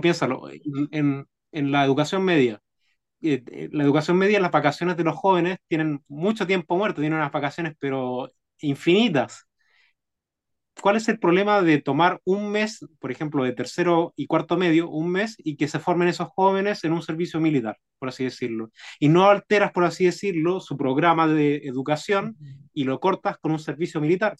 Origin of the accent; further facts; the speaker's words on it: Chile; los bajos sueldos que recibimos como chilenos